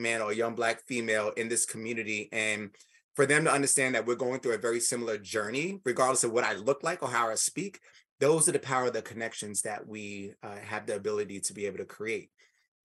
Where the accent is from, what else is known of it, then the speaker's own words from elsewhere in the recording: New York City, New York, United States; I'm from New York City, grew up in the projects, from Spanish Harlem